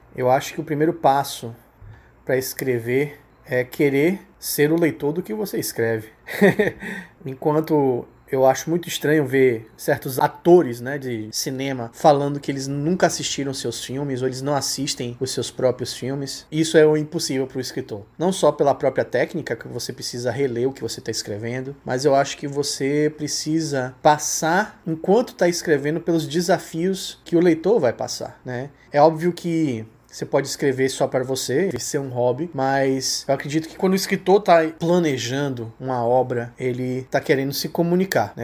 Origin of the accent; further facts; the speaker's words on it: Salvador, Bahia, Brazil; eu sou de Salvador, aqui na Bahia, nordestino com muito orgulho